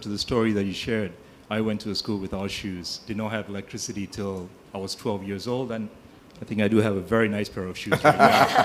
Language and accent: English; Nigeria; moved away; I grew up in Nigeria